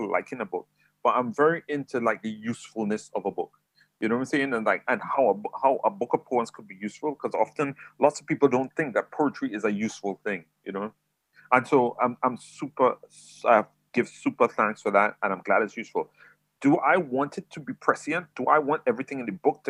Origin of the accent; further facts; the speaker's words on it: San Fernando, Trinidad & Tobago; moved away as an adult; also born or lived in Hackney, London; now in England; I was actually raised in Trinidad